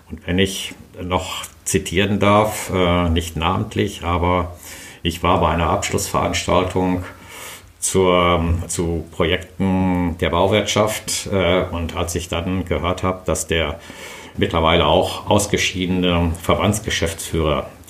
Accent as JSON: {"language": "German", "town": "Brilon", "region": "North Rhine-Westphalia", "country": "Germany", "tie": "born or raised there", "said": "Ich bin äh, aufgewachsen"}